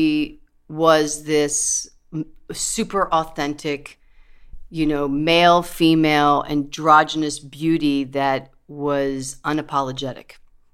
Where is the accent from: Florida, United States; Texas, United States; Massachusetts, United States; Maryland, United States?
Maryland, United States; Potomac; I'm a Jew from Potomac, Maryland